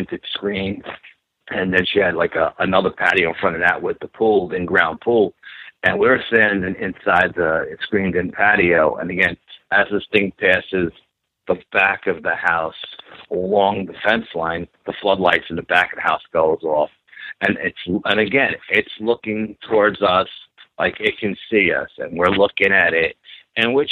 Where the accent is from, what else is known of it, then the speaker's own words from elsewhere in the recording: New York City, New York, United States; growing up in New York and in the city